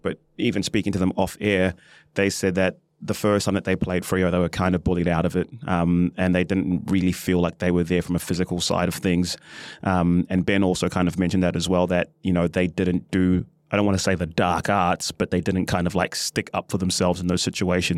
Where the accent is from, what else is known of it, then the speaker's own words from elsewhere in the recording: New Zealand; as a New Zealander